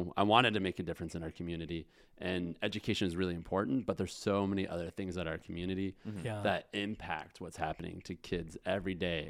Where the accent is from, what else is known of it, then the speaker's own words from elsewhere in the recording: Spokane, Washington, United States; I grew up here in Spokane and graduated from North Central High School.